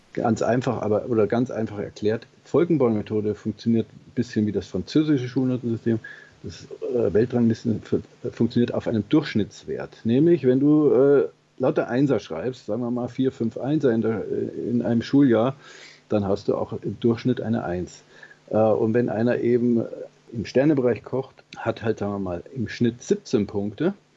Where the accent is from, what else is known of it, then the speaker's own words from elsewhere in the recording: Germany; bei uns in Deutschland